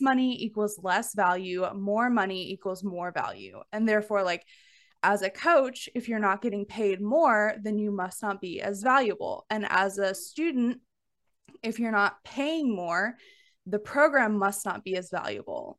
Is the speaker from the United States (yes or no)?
yes; Alabama, United States; growing up in the South, like, I'm from Alabama